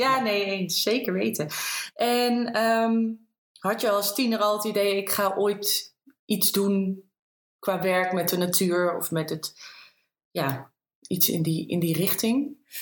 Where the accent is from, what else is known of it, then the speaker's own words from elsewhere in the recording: Green Heart, Netherlands; beide zijn we opgegroeid in het Groene Hart, wonen daar ook allebei nog steeds.